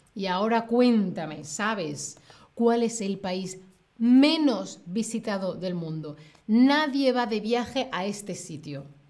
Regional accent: Seville, Andalusia, Spain; soy de España, de Sevilla, en el sur de España.

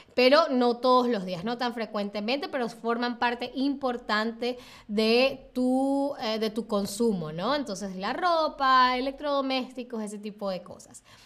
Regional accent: Venezuela; moved away; yo vengo de Venezuela

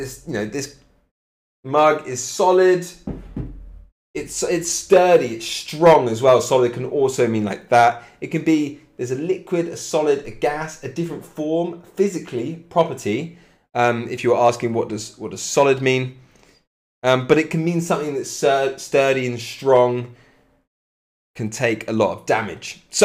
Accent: Cambridge, East of England, United Kingdom; I'm from Cambridge, Mickey, from Cambridge in England.

